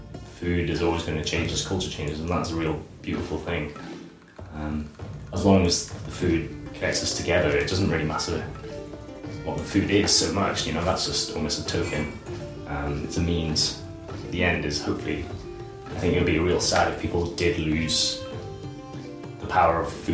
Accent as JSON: {"language": "English", "town": "Liverpool", "region": "North West England", "country": "United Kingdom", "tie": "born or raised there", "moved": "as an adult", "lives_now": "Edinburgh, United Kingdom", "said": "I am 27 years old. I was born in Liverpool, down in England, north of England, and now I live in Edinburgh, and I've been here full-time for about 9 years."}